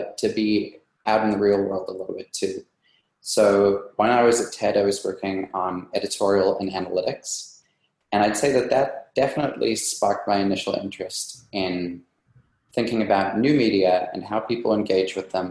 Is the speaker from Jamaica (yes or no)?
no; South Africa; moved away as an adult; also born or lived in New York, United States; now in United States; I came from South Africa. That's where I grew up. And I actually came to the USA in 2010 to do grad school in philosophy